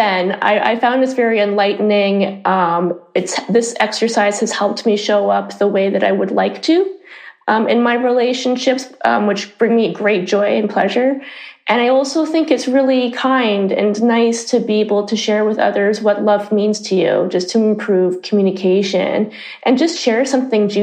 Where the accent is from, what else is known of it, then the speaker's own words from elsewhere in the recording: Canada; moved away as an adult; now in Amsterdam, Netherlands; I'm originally from Canada, and I've been living in Amsterdam for 17 years